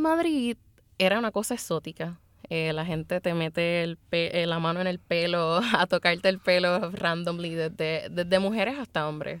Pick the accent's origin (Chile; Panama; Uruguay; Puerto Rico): Puerto Rico; Luquillo; De esos puertorriqueños, tres somos, somos oscuros, somos negros